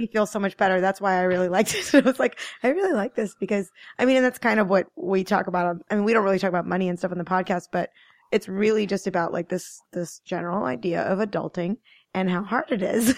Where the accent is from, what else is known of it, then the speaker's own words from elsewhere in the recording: Maryland, United States; moved away as an adult; also born or lived in New York City area / New Jersey; now in Hudson Valley, United States; I grew up in Maryland, but I've kinda lived in the New York City area in Jersey for, like, fourteen years